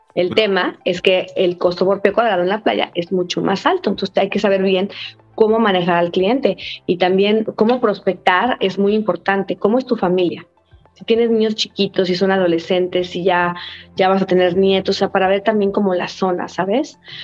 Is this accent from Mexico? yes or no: yes; Mexico; also born or lived in Miami; Yo soy mexicana